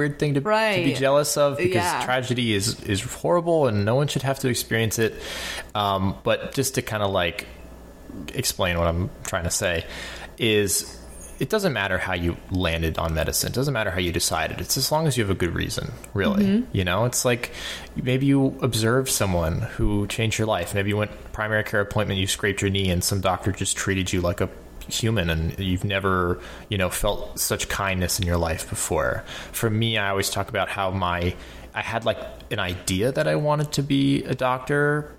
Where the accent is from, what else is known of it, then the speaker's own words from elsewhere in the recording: South Florida, United States; moved away as an adult; now in New York, United States; I'm from South Florida, born and raised